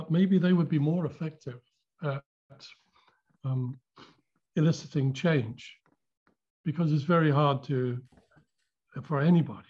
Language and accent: English; London, United Kingdom; I was born in London